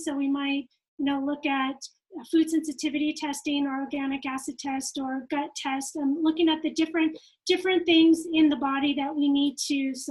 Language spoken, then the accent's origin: English; California, United States; also born or lived in Japan; now in Utah, United States; I'm from California. Okay. And then I moved to Utah